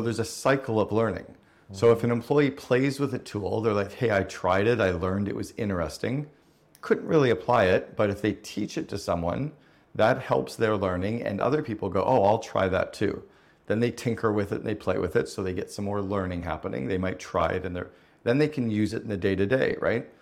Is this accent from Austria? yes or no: no; Canada; I grew up in Canada